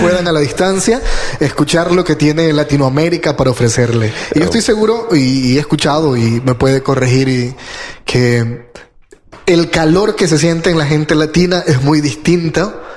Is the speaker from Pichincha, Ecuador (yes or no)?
no; Guayaquil, Guayas, Ecuador; now in Medellín, Colombia; Yo soy de, vengo de la ciudad de Guayaquil, de Ecuador